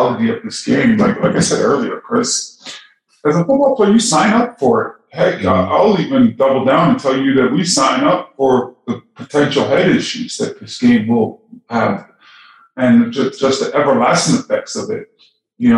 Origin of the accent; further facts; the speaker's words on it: Toronto, Ontario, Canada; I grew up in Toronto, Canada.